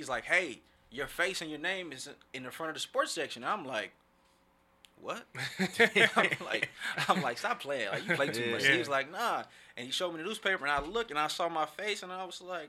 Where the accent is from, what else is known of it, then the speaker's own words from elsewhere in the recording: Oakland, California, United States; moved away as an adult; also born or lived in Seattle; growing up in Oakland